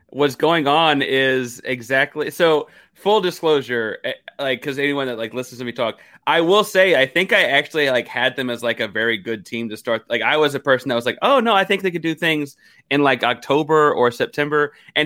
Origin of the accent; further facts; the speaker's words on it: the South, United States; I'm a Southerner